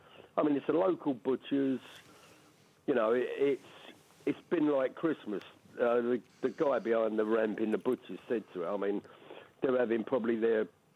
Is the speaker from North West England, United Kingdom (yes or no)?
no; London, United Kingdom; moved away as an adult; now in Docking, United Kingdom; Well, I'm a Londoner anyway. I moved up here 13 years ago